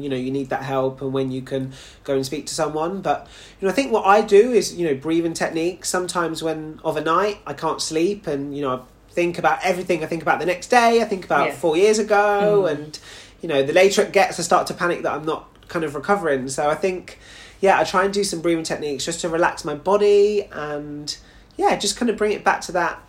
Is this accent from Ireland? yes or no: no; United Kingdom; even though obviously, you know, I represent Jamaica, I'm also a British boy. So the fact that it's on home ground as well for me is just doubly exciting.